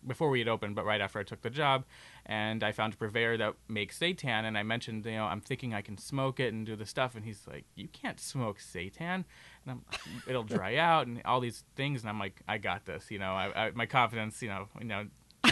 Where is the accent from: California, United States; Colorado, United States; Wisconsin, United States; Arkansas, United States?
Arkansas, United States; Growing up in Arkansas